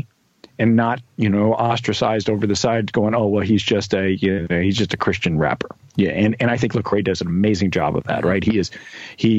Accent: Kentucky, United States; I was born in Kentucky.

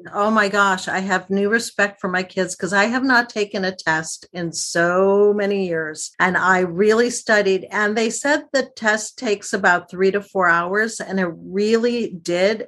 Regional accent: outside of Detroit, Michigan, United States; I grew up outside of Detroit

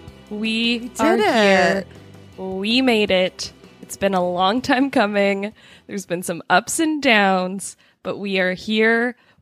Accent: Toronto, Ontario, Canada; I'm from Toronto. Three of the four of us from Toronto.

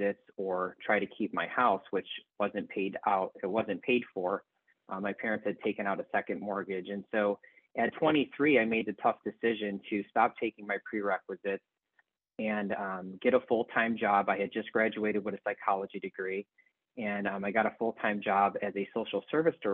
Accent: Elmhurst, Illinois, United States; moved away; I grew up in Elmhurst, Illinois, which is outside of Chicago

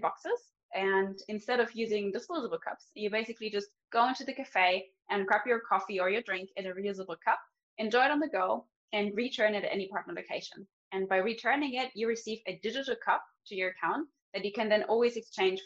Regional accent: Germany; moved away as an adult; also born or lived in Munich; now in Stockholm, Sweden; I'm from Germany originally

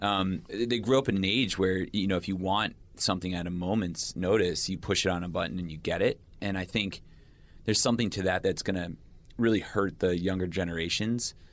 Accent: United States; I'm an American

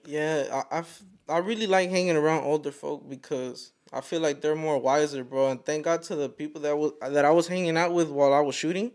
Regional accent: Fort Worth, Texas, United States; I'm from Fort Worth

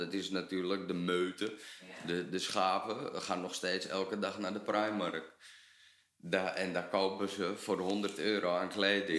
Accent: Netherlands; we als Nederlander

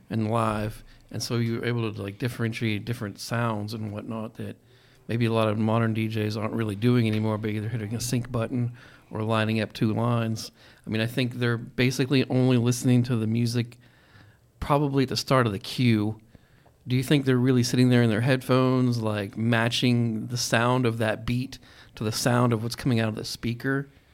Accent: Pennsylvania, United States; moved away; also born or lived in Texas / Colorado; I've lived in all those places, but I'm from Pennsylvania

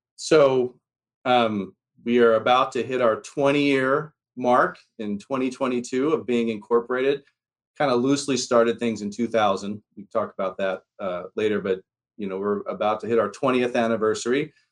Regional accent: Telluride, Colorado, United States; also born or lived in Philadelphia, Pennsylvania; I'm from Philadelphia originally. Um, my mom left, escaped, we like to say, Philly in 1978 and went straight to the little town of Telluride, Colorado

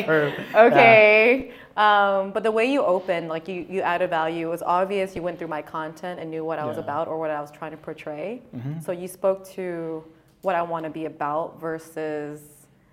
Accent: San Jose, California, United States; I'm from Southside, San Jose, born and raised

